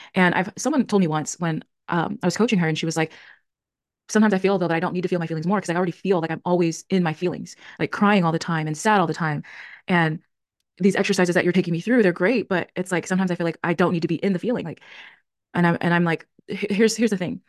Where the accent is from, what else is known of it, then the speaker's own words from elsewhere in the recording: California, United States; also born or lived in Tennessee; I'm back in my home state, which is California